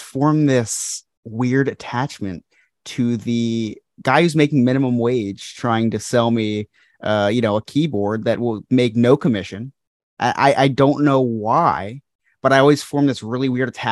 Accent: New Jersey, United States; born or raised there

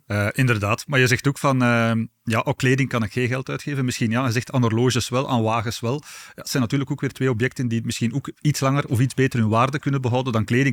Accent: Aalst, Flanders, Belgium; accent: Aalsters; we zijn allebei van het Aalsters

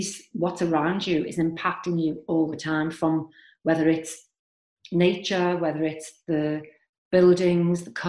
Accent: Liverpool, North West England, United Kingdom; moved away; I am from Liverpool, and I have lived and travelled all over the world

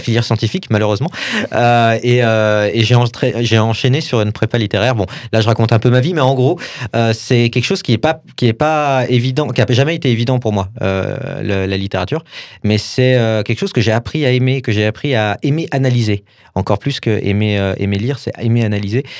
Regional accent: Saint-Étienne, Auvergne-Rhône-Alpes, France; je, viens de Saint-Etienne

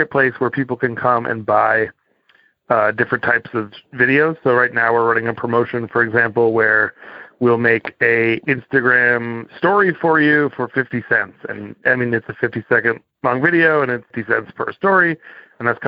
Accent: Cape Cod, Massachusetts, United States; moved away; I grew up on Cape Cod, Massachusetts

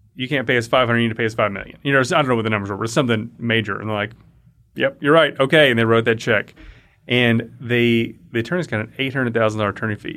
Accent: Liberty County, Southeast Texas, United States; also born or lived in Denton, Texas; I grew up in Southeast Texas in Liberty County between Houston and Beaumont

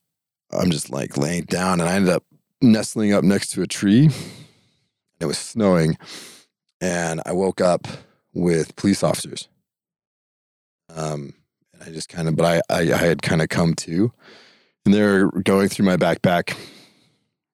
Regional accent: Idaho, United States; moved away as an adult; also born or lived in Pocatello, Idaho; I'm from Idaho

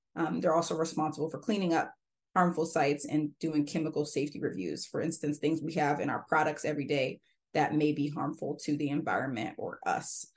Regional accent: Pacific Northwest, United States; I grew up in the Pacific Northwest, learned how to compost when I was in third grade

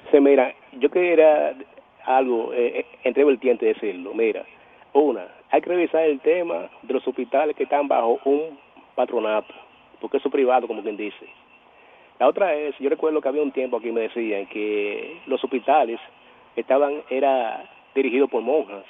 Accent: Dominican Republic; somos dominicanos

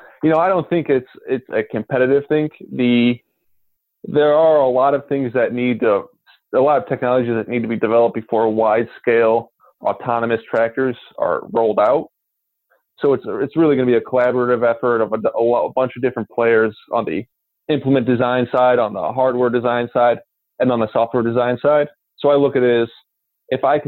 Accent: Northwest Indiana, United States; I'm from Northwest Indiana, basically right where the Chicago suburbs turn into Indiana cornfield. So not an actual ag background, but grew up in a rural area.

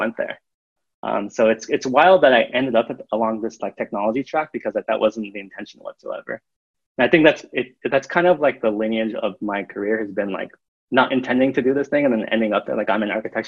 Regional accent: Arizona, United States; moved away as an adult; also born or lived in Rotterdam; I grew up in Arizona

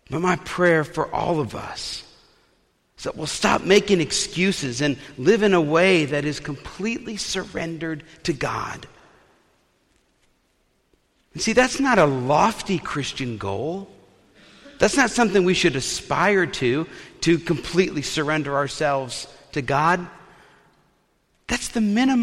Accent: Eastern Iowa, United States; we're all from Eastern Iowa, and you're a Cubs fan if you're from Eastern Iowa.

